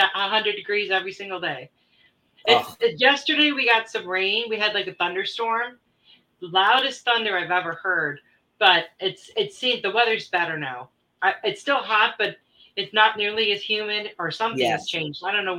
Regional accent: Michigan, United States; moved away; Yeah, I grew up in Michigan.

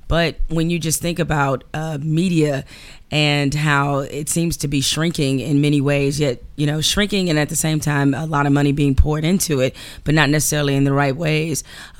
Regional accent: Detroit, Michigan, United States; I'm from Detroit. We don't do that.

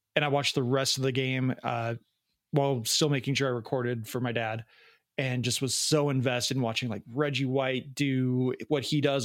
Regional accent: Chicago, Illinois, United States; I grew up in the Chicagoland area in the 90s

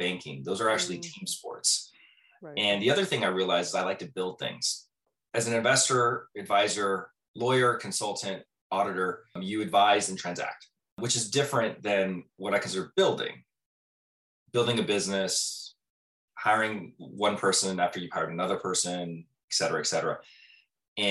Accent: Southern California, United States; moved away as an adult; also born or lived in Manhattan; I'm from Southern California

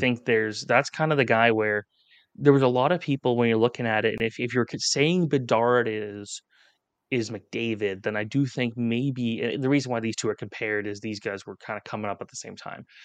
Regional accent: Canada; as a Canadian

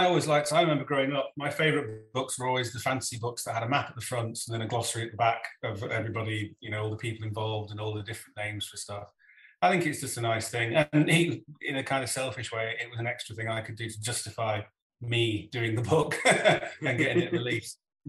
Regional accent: England, United Kingdom; accent: Northern English; now in Scotland; And if I go back to where I came from in the north of England, my accent becomes more Northern English. But I've lived in Scotland now for 20 years and I haven't picked any of that up, really.

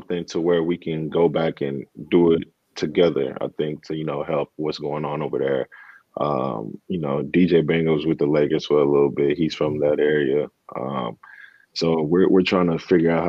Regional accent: Dallas, Texas, United States; also born or lived in Democratic Republic of the Congo; I grew up in Dallas

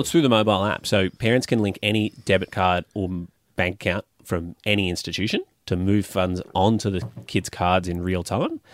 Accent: North Queensland, Australia; I grew up in North Queensland

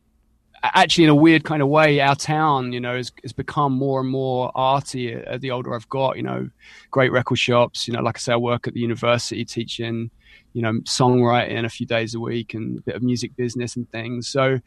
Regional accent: East of England, United Kingdom; Yeah, I'm an Essex boy, but I probably couldn't be further from the Essex boy stereotype.

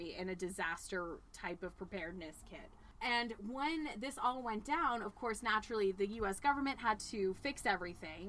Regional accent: Burbank, California, United States; now in Washington, D.C., United States; growing up in Burbank

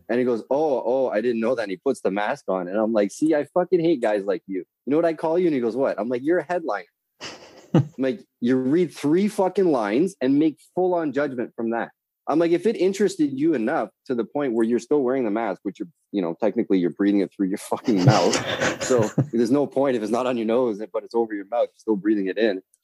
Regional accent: north of Toronto, Ontario, Canada

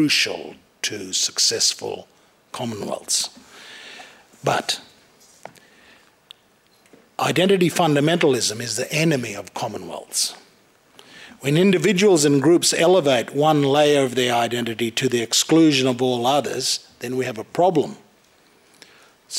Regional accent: Cape York, North Queensland, Australia; I'm an Australian, but I'm a Queenslander, and I'm a North Queenslander, and I'm a Cape Yorker, and I'm a Lutheran, and I'm a Gugyimadir person, but I'm from Bakarmoko

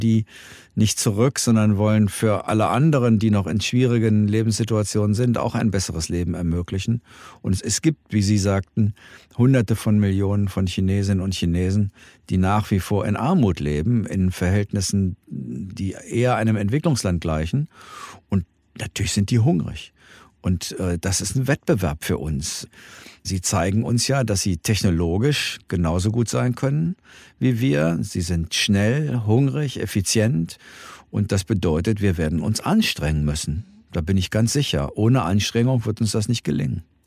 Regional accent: Germany; als Europäer und als Deutsche

